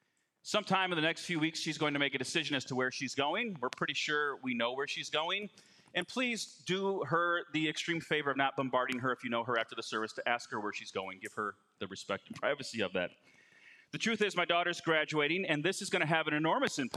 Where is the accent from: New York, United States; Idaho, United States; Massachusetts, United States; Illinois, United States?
Illinois, United States; Chicago; I'm from Chicago